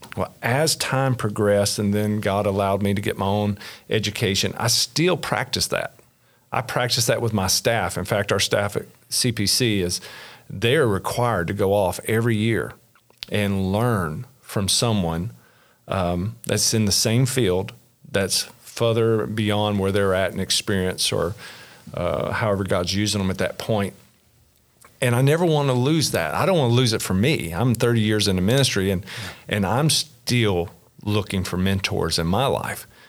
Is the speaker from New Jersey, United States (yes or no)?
no; Kentucky, United States; born and raised in Kentucky, little small rural area, uh, south central part of the state